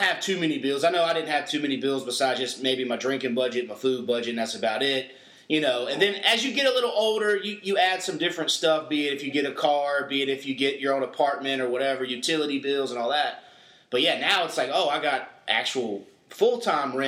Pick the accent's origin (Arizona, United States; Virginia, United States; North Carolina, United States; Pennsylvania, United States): North Carolina, United States; growing up in North Carolina, you got some back roads